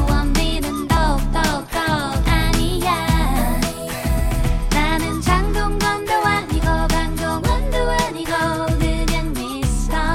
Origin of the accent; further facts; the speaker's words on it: Namdo, South Korea; 저도 남도 쪽이라서